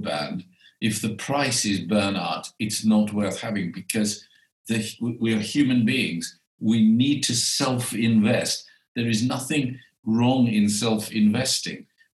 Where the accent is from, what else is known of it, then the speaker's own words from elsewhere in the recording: South Africa; I was born in South Africa